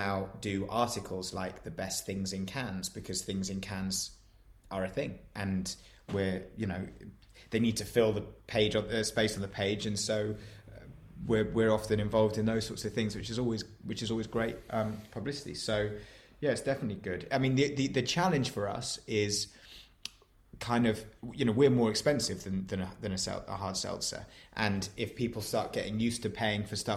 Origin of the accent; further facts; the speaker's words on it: near Tadcaster, Yorkshire and the Humber, United Kingdom; I grew up near Tadcaster in Yorkshire